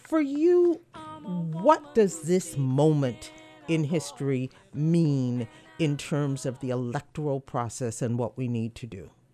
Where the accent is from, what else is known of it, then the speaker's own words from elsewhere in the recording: New York City, New York, United States; I am a New Yorker by birth